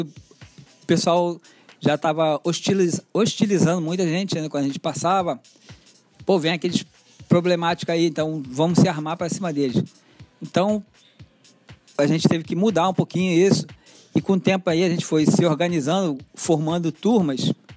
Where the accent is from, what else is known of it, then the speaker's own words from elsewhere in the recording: Rio de Janeiro, Brazil; desde criança eu sou cria aqui de Marechal Hermes